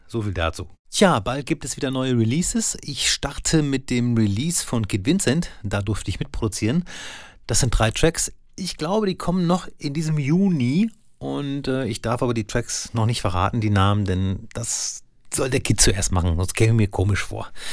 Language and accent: German; Soest, North Rhine-Westphalia, Germany; In Soest, da wo ich herkomme